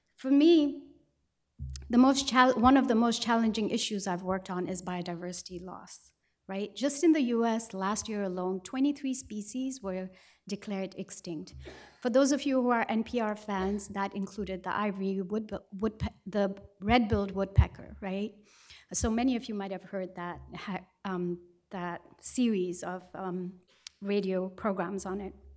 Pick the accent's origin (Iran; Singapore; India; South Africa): India; Sikkim; I come from Sikkim in the Far East and Himalayas.